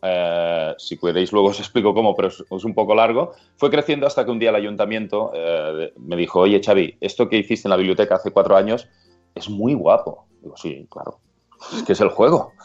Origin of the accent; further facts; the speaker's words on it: Vilanova i la Geltrú, Catalonia, Spain; also born or lived in London / Australia; Yo soy de Villanova y Les Autru, que estamos a 40 kilómetros de Barcelona.